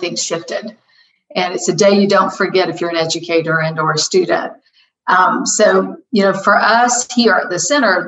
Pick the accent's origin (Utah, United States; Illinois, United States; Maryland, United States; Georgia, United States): Georgia, United States; College Park; I'm a local girl. I was raised in College Park, Georgia